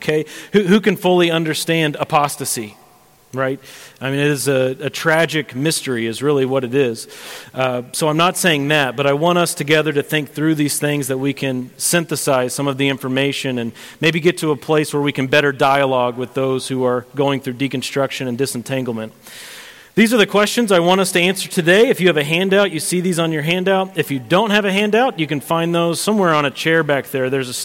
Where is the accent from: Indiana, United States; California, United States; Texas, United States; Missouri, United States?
Missouri, United States; Sedalia; moved away as an adult; now in Payson, United States; I am from Central Missouri originally. My wife and I are both from Sedalia, Missouri